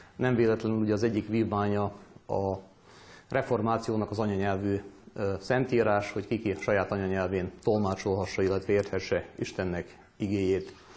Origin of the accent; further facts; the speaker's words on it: Vojvodina, Serbia; különösen itt Vajdaságban, szűkebb pátriánkban, talán magyarként